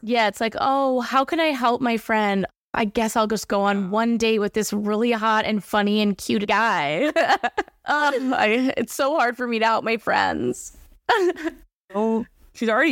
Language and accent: English; Chicago, Illinois, United States; we're from Chicago